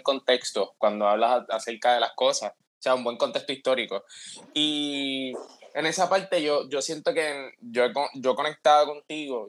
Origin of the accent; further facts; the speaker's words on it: Puerto Rico; somos puertorriqueños, ¿me entiendes? A pesar de que, a pesar de que yo estoy en Puerto Rico